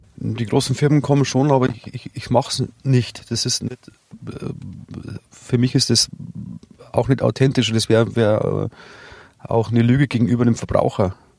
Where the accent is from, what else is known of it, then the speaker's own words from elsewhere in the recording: Rosenheim district, Bavaria, Germany; ich bin ja hier geboren und ich bin hier daheim. Und es ist ganz klar, also jetzt der, der Rosenheimer Landkreis